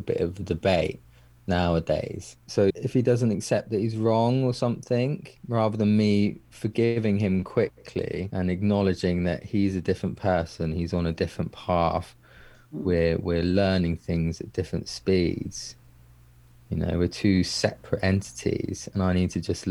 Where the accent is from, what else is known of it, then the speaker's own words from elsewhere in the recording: England, United Kingdom; me being English